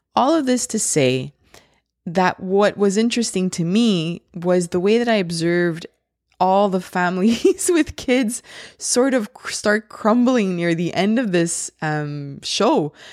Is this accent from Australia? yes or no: no; Laval, Quebec, Canada; I'm from Laval, uh, in the province of Quebec, and that's in Canada.